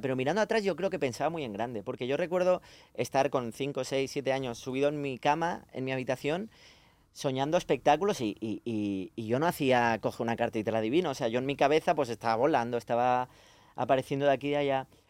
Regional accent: Badia del Vallès, Catalonia, Spain; los que somos de allí

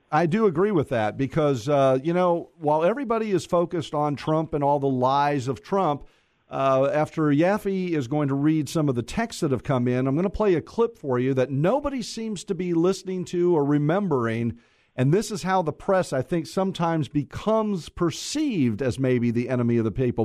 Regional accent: Mount Dora, Florida, United States; I was born and raised in Mount Dora

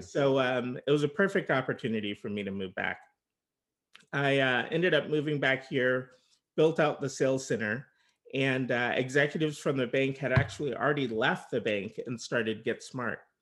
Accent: Bay Area, California, United States; also born or lived in Los Angeles; I was originally from the Bay Area

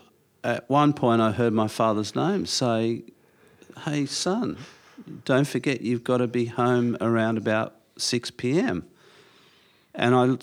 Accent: Cronulla, New South Wales, Australia; I grew up in the Shire, Cronulla.

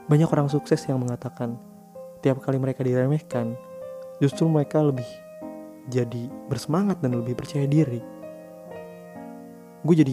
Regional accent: Jakarta, Indonesia; gue ngerasa kalau gue sebagai orang Jakarta dipandang udah sebagai orang yang arogan nggak mau berbaur

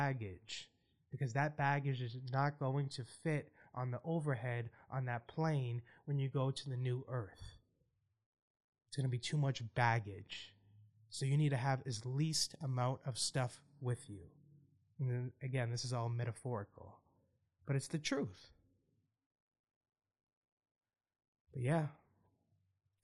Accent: Boston, Massachusetts, United States; my hometown

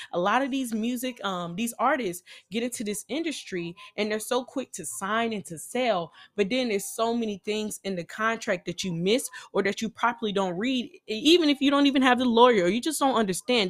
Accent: Nashville, Tennessee, United States; I'm from Nashville, Tennessee

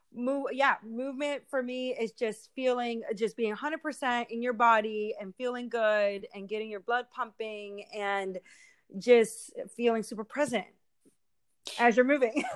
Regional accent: Philadelphia, Pennsylvania, United States; moved away as an adult; now in Humboldt County, United States; I'm from the East Coast, so it's completely different. Uh, I grew up my whole life in the city

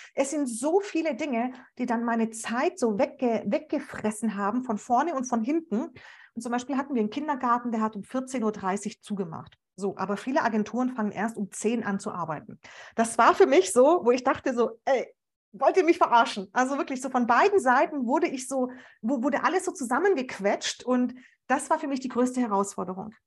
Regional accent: Stuttgart, Baden-Württemberg, Germany; ich komme ja auch noch aus Stuttgart

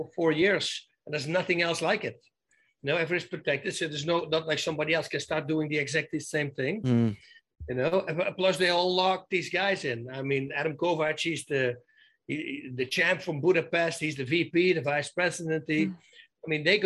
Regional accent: Netherlands; moved away; I'm a guy from Holland.

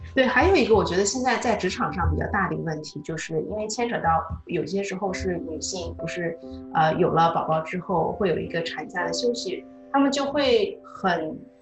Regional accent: China; moved away; 那个时候我们在国内读高中

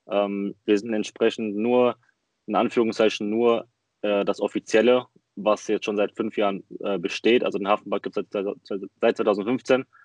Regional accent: Frankfurt, Hesse, Germany; Ja, ähm, …, 21 aus Frankfurt, ähm, hier geboren. Ähm, meine Mom ist aus Brasilien, mein Vater ist ähm, halb Deutscher.

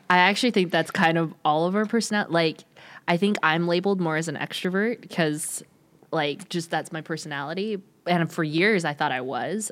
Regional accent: California, United States; moved away; originally from California, so, you know, I got all the vocal fry

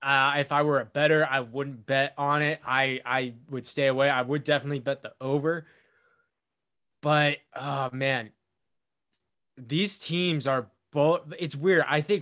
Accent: Winston-Salem, North Carolina, United States; because I grew up in Winston-Salem.

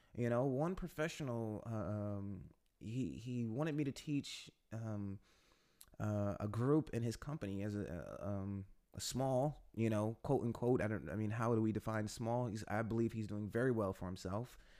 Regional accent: United States; moved away as an adult; now in Warsaw, Poland; I'm an American who's been living in Poland for the last few years

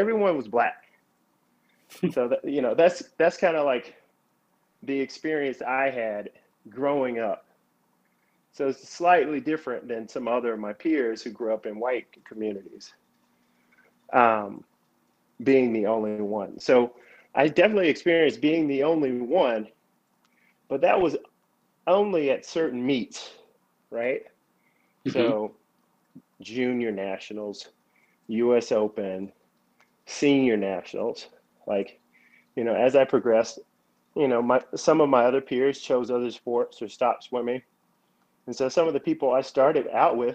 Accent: Atlanta, Georgia, United States; I grew up here in Atlanta, the city of Atlanta

